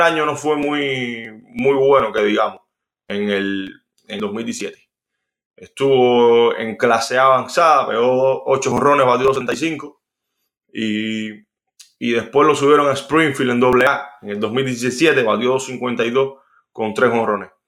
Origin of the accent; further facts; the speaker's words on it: Villa Clara, Cuba; en el estadio de Villagara, donde, donde yo nací